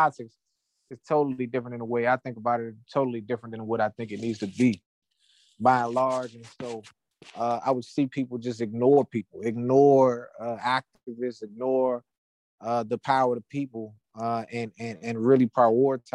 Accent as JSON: {"language": "English", "area": "Prince George's County", "region": "Maryland", "country": "United States", "also_born_or_lived": "Washington, D.C.", "said": "I'm from Prince George's County, Maryland. I was born in D.C. from Prince George's County, Maryland"}